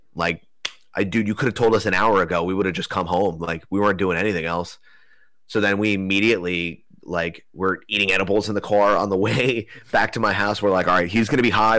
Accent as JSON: {"language": "English", "area": "Broward County", "region": "Florida", "country": "United States", "tie": "born or raised there", "said": "I was born in Broward County."}